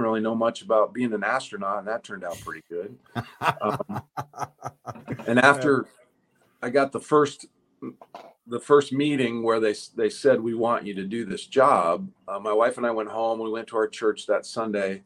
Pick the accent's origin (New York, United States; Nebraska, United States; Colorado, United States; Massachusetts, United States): Nebraska, United States; Ashland; moved away as an adult; my hometown